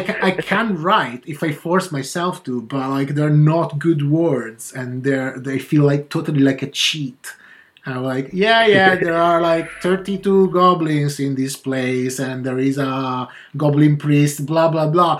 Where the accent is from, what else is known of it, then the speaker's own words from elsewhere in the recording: Italy; in my hometown